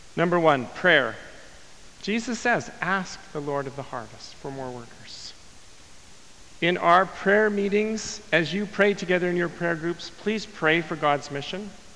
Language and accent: English; Winnipeg, Manitoba, Canada; my hometown of Winnipeg